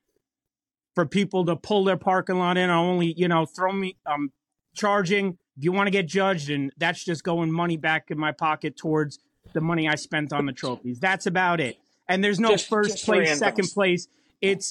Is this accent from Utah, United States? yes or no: no; New York, United States; us New Yorkers